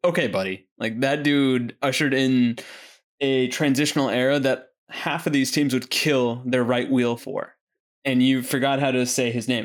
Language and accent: English; United States; as an American